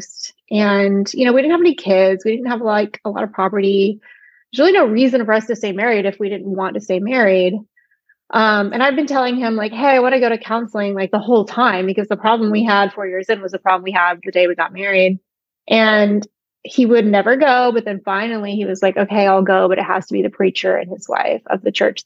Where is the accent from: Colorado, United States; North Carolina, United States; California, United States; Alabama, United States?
Alabama, United States; I grew up evangelical in the Deep South in Alabama